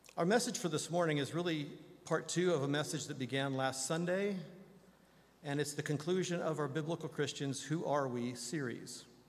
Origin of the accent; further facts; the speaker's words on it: Indiana, United States; moved away; my beloved home state of Indiana